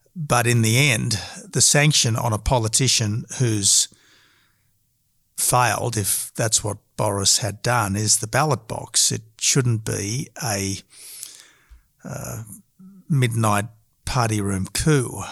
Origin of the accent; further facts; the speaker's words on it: Australia; we are all Australian patriots